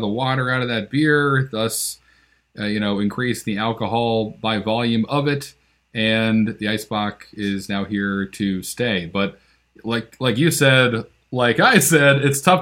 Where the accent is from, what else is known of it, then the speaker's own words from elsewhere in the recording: Northeast, United States; I'm from the Northeast